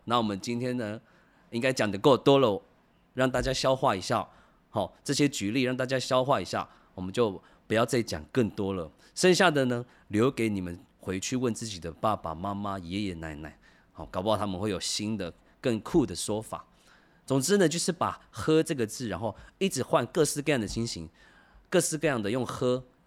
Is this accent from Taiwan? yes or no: yes; Taiwan; 我是跑完组的